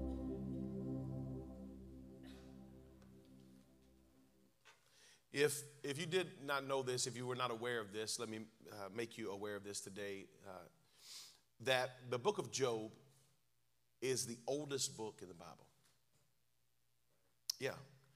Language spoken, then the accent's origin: English; North Carolina, United States; a little bit of vernacular from my home state, North Carolina